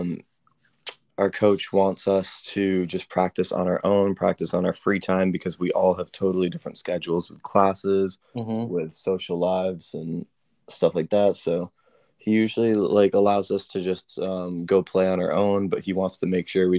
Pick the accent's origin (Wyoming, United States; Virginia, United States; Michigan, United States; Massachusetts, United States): Massachusetts, United States; Rockport; I'm from Rockport, Massachusetts